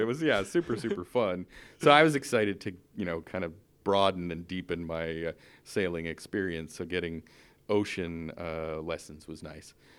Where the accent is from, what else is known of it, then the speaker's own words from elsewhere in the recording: Newfoundland and Labrador, Canada; moved away as an adult; also born or lived in Ottawa, Canada; now in San Francisco Bay Area, United States; I'm born and raised in Canada.